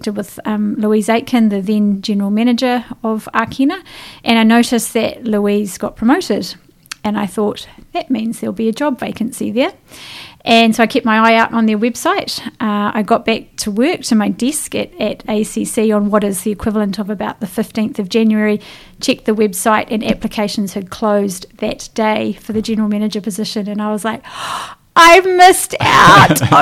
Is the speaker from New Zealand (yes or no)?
yes; Wellington, New Zealand; moved away as an adult; also born or lived in London; We're both from Wellington, with our families